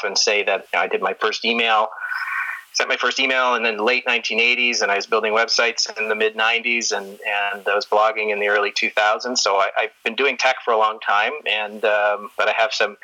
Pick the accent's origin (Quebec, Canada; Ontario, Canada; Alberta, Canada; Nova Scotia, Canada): Ontario, Canada; Toronto; also born or lived in Detroit; now in Calgary, Canada; I grew up in Toronto